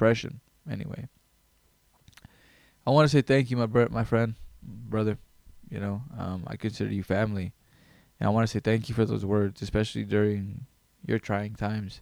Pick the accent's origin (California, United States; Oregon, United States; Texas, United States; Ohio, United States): California, United States; Greenville; I grew up in Greenville, California.